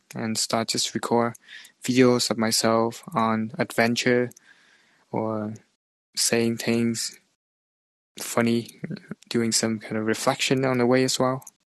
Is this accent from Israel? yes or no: no; Vietnam; moved away as an adult; now in Canada; back to Vietnam as well. My hometown